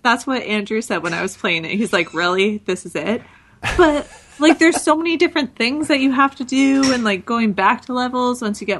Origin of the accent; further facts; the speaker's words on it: Ajax, Ontario, Canada; now in Stouffville, Canada; I grew up in Ajax, and I live in Stouffville, so just GTA.